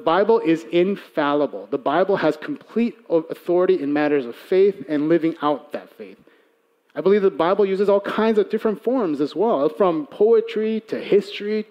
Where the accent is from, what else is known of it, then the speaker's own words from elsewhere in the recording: Chicago, Illinois, United States; I'm Korean-American. I was born and raised in Chicago